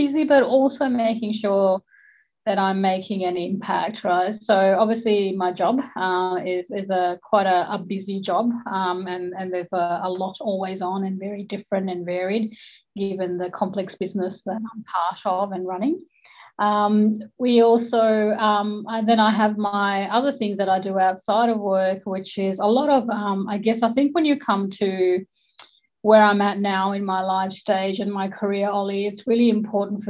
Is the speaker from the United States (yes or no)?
no; Australia